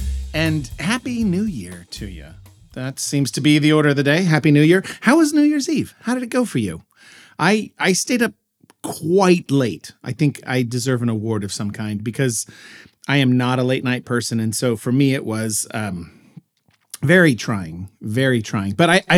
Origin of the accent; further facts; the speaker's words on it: Dallas, Texas, United States; I grew up in Dallas, Texas, and, you know, as for as big a city as that was, you weren't allowed to actually have fireworks in the city limits